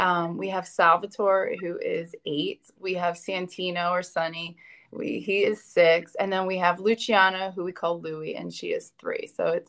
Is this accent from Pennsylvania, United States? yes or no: yes; Pittsburgh, Pennsylvania, United States; moved away as an adult; also born or lived in Louisiana; So we grew up together in Pittsburgh, Pennsylvania.